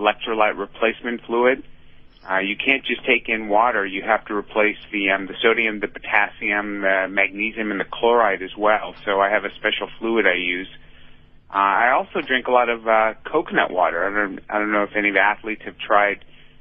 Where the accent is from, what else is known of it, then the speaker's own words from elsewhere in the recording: San Francisco, California, United States; my hometown of San Francisco